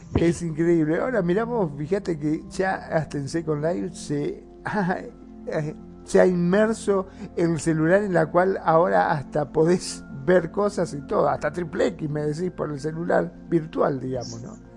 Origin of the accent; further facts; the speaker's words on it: Mar del Plata, Buenos Aires Province, Argentina; aquí de donde soy yo, de Mar del Plata